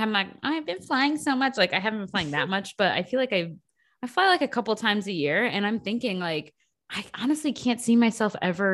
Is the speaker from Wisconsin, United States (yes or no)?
yes; Wisconsin, United States; born or raised there; moved away